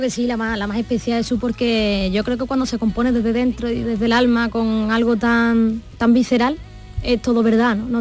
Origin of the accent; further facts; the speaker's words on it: Torrecera, Andalusia, Spain; allí es donde me he criado